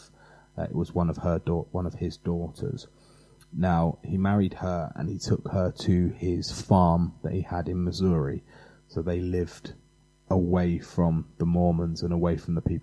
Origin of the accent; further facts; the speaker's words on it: England, United Kingdom; being English